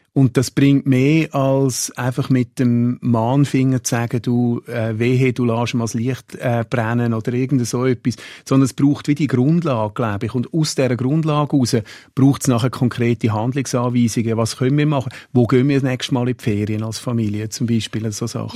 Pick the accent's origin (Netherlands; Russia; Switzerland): Switzerland; als Schweizer